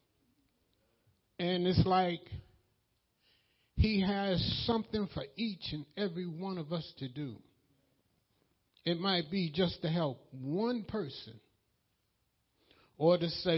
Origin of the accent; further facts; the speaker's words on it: New York, United States; I'm from New York